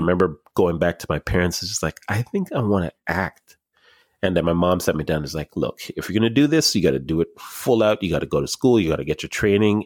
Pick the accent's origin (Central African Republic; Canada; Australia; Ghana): Canada; Markham, Ontario; I grew up in Markham